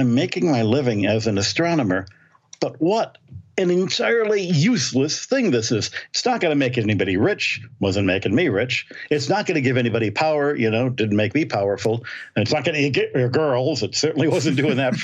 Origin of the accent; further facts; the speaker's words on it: the Thumb of Michigan, United States; moved away; I grew up in a little village in, you know, the thumb of Michigan